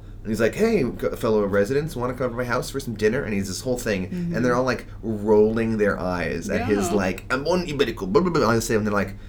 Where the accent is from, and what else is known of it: New York, United States; born or raised there